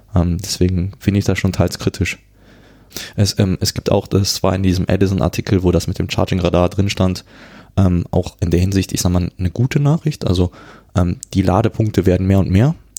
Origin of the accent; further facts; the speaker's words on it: Cologne, North Rhine-Westphalia, Germany; also born or lived in Ghana / France; ich, ich komme ja aus Köln